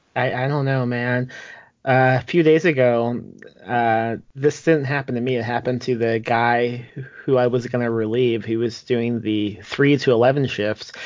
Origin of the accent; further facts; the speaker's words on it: Indiana, United States; moved away as an adult; also born or lived in Texas; now in San Antonio area, Texas, United States; I'm from Indiana, and I moved to Texas when I was 18.